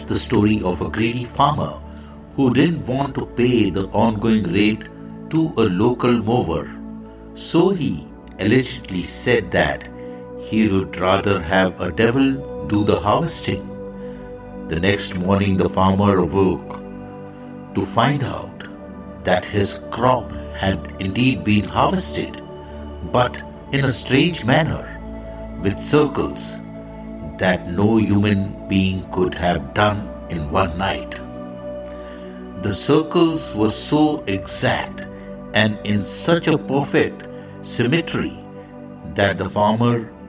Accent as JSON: {"language": "English", "country": "India", "said": "I am the Indian monk"}